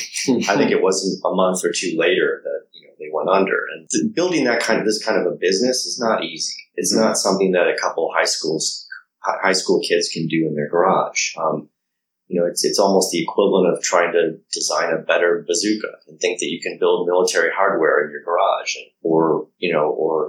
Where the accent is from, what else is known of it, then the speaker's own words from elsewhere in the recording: United States; I'm American. I'm based here.